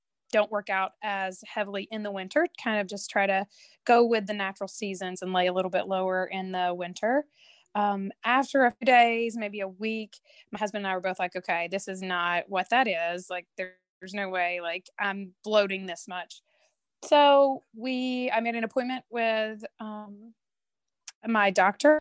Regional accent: Tennessee, United States; moved away as an adult; also born or lived in North Carolina / upstate New York; now in New York, United States; I am was born and raised in Tennessee

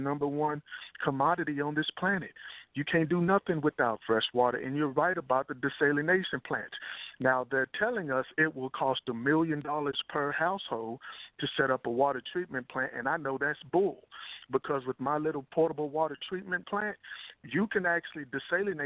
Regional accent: Texas, United States; also born or lived in Dallas; I grew up in Texas

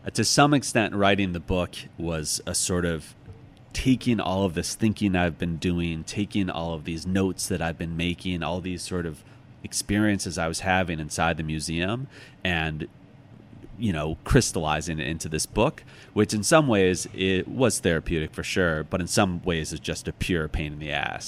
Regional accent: outside Chicago, Illinois, United States; now in New York, United States; I grew up outside Chicago

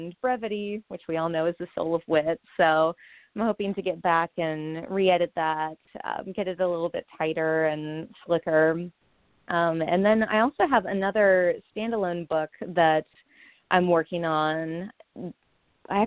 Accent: near Charlottesville, Virginia, United States; Charlottesville, Virginia, which is not too far away from my hometown

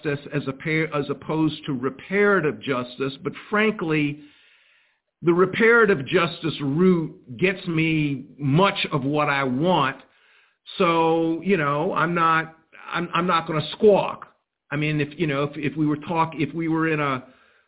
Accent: Columbia, South Carolina, United States; I was born in 1954 in Columbia, South Carolina.

